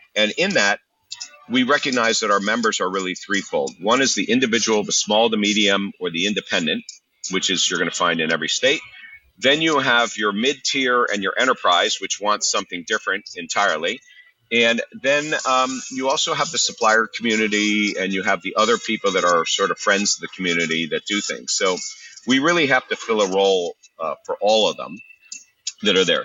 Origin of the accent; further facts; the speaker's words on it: Philadelphia, Pennsylvania, United States; I'm from Philadelphia